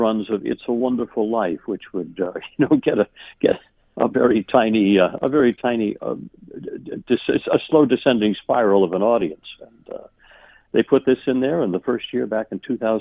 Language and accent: English; Hartford, Connecticut, United States; also born or lived in Maine / Boston area, Massachusetts; I was born in Maine, but grew up most of my life throughout New England, the Boston area for a while, and most of my life in Connecticut, actually, in the Hartford area.